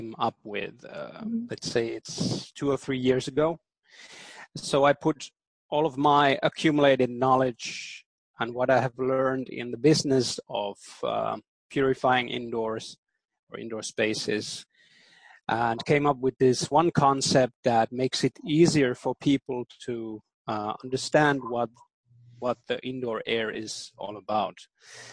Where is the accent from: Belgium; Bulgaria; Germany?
Germany; Berlin; first language German; English is a second language; I was born and raised in Berlin, actually, in Germany.